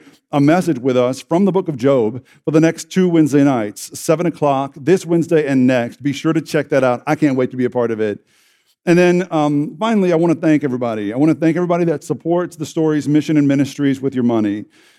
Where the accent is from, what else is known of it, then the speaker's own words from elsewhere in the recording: Southern United States, United States; I was raised in the Bible Belt, and I was raised to believe certain things